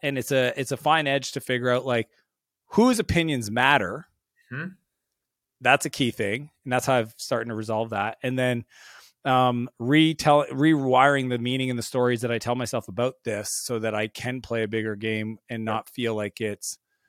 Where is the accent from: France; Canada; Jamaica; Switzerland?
Canada; I had this fear at being Canadian.